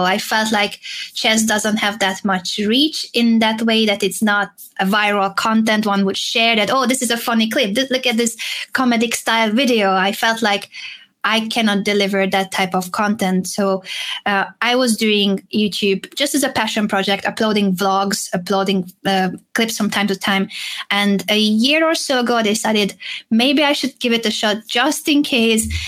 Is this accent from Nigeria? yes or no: no; Hungary; English is a second language; moved away as an adult; also born or lived in Madrid, Spain; I was born in Hungary